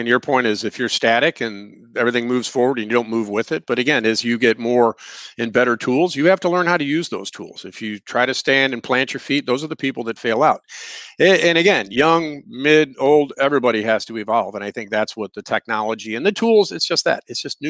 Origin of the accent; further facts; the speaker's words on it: Missouri, United States; We're from Missouri. You know, show me, I want to show you.